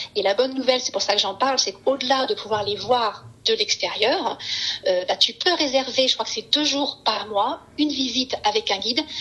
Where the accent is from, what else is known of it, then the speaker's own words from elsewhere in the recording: France; now in Seattle, United States; on est français